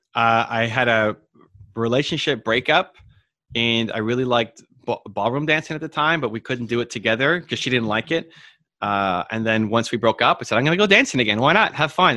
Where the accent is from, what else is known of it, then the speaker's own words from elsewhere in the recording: Toronto, Ontario, Canada; I was born in Toronto, but my mom was born in, in Italy, and my father's mother was born in England